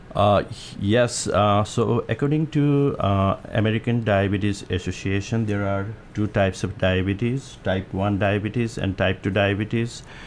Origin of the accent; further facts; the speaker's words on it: Nepal; also born or lived in Omaha, Nebraska; now in Hermiston, United States; I'm from Nepal, so we do have hills, mountain over there.